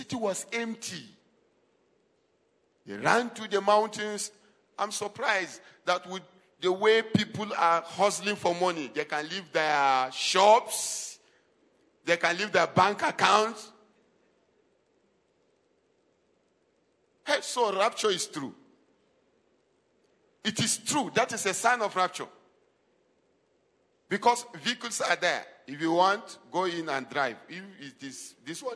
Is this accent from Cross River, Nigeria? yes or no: no; Adamawa, Nigeria; we are indigenous of Adamawa State